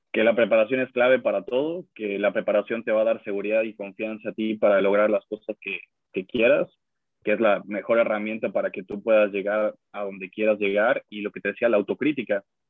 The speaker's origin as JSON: {"language": "Spanish", "country": "Mexico", "moved": "yes", "lives_now": "United States"}